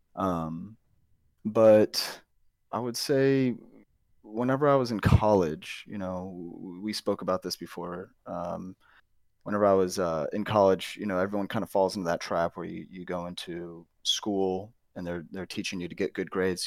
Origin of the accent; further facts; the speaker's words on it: St. Louis, Missouri, United States; moved away as an adult; now in Texas, United States; I'm originally from Saint Louis